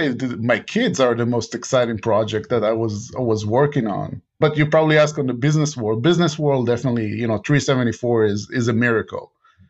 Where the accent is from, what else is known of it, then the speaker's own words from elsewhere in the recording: Israel; English is a second language; I was born and raised in Israel, and Israel is doing a lot in R&D.